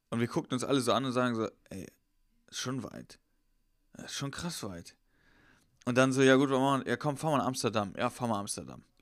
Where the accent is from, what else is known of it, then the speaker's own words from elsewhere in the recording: Horhausen, Rhineland-Palatinate, Germany; Ich bin in Horhausen, in Schwester, jetzt kennst du ja auch, in meiner Heimat